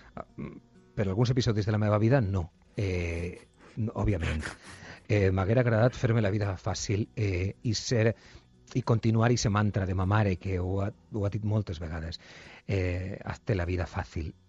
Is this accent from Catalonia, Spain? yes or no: no; Buñol, Valencian Community, Spain; moved away; la festa del meu poble